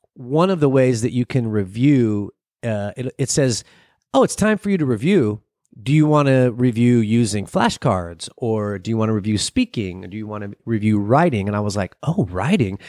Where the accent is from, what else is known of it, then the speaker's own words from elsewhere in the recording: United States; I'm from America.